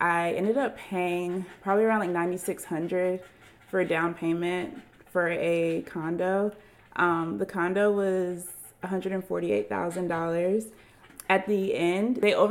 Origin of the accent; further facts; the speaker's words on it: Atlanta, Georgia, United States; I am from Atlanta, Georgia.